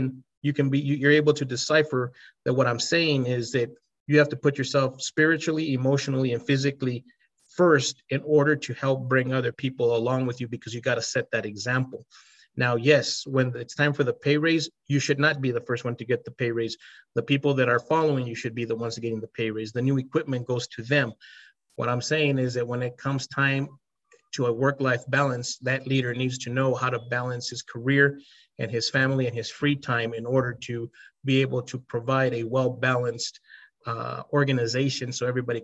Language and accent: English; El Paso, Texas, United States; I was from El Paso, Texas, and Hispanic